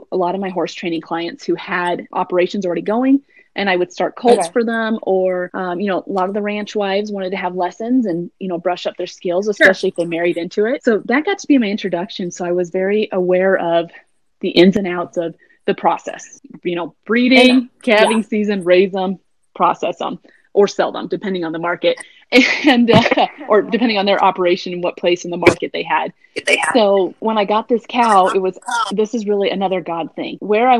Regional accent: Norman, Oklahoma, United States; Part of my childhood, I grew up in Norman, Oklahoma.

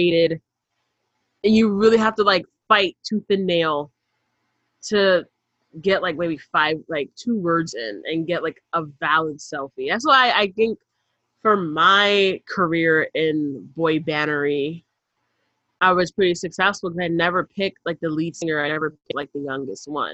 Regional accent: New York City, New York, United States; we're not from Manhattan, we're from the other boroughs.

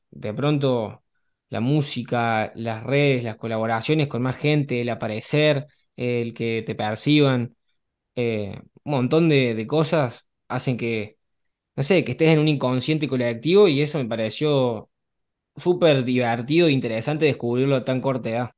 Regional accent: Córdoba, Argentina; moved away as an adult; now in Barcelona, Spain; tengo 23 años, nací en Córdoba, Argentina, eh, bastante cerca tuyo, ahí por la zona de los barrios

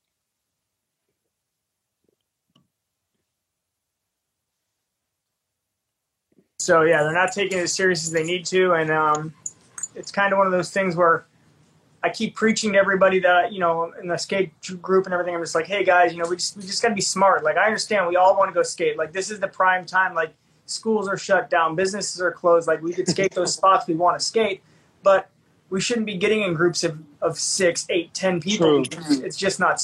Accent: Cleveland, Ohio, United States; moved away as an adult; I'm from Cleveland originally. Like, I grew up skating with Craig Parsons

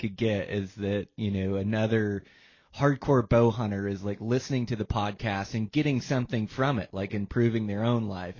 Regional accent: Washington, United States; moved away as an adult; I was born and raised in Washington

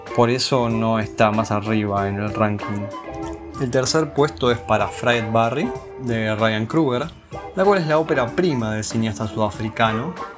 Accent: Argentina; como argentinos

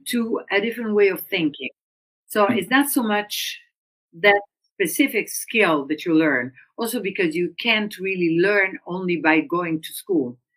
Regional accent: Udine, Friuli-Venezia Giulia, Italy; I'm from northern Italy, and so I grew up in Udine, which is a small uh, town next to the Austrian border

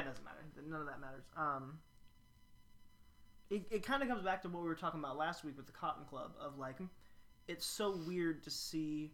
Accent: Louisville, Kentucky, United States; I'm from Louisville

